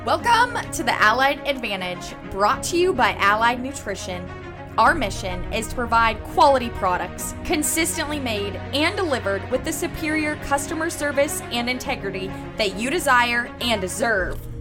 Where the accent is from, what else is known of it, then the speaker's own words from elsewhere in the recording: Kearney, Nebraska, United States; my hometown of Kearney, Nebraska